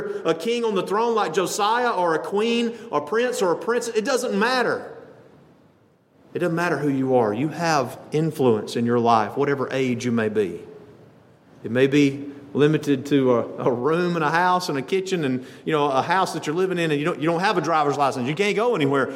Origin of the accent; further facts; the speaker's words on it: Lamar County, Alabama, United States; also born or lived in Birmingham, Alabama; I'd go home out in the backwoods of Lamar County to worship